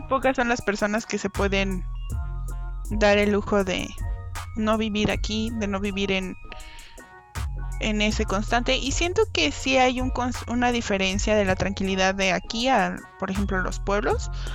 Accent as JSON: {"language": "Spanish", "country": "Mexico", "said": "somos todos somos mexicanos"}